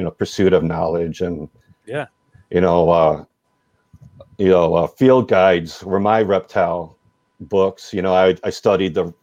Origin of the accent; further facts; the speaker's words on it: DuPage County, near Chicago, Illinois, United States; I grew up just out of Chicago in DuPage County